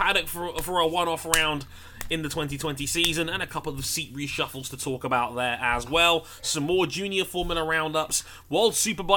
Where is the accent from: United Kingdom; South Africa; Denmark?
United Kingdom; I'm British